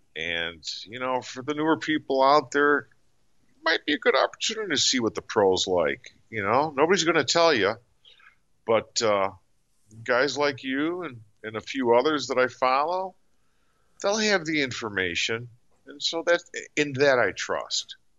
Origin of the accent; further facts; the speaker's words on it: Chicago, Illinois, United States; I'm being from Chicago.